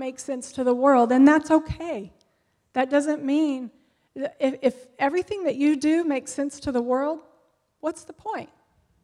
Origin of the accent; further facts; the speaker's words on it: United States; we as Americans